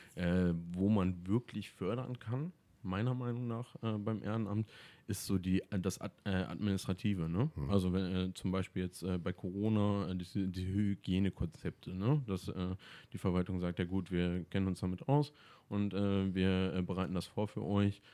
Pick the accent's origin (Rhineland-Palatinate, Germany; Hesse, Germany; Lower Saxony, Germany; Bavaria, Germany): Lower Saxony, Germany; Ohndorf; in Ohnorf bin ich natürlich aufgewachsen